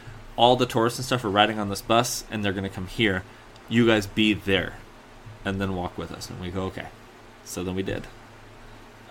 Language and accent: English; San Diego, California, United States; I'm from San Diego